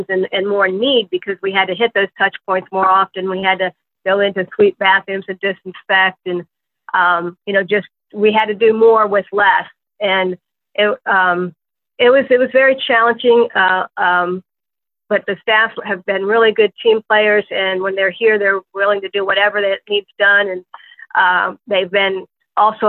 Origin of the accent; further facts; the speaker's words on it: Ohio, United States; now in West Virginia, United States; I originally am from Ohio